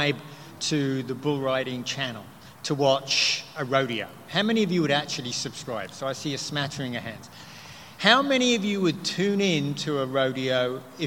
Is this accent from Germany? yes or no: no; United Kingdom; moved away; I'm originally from the UK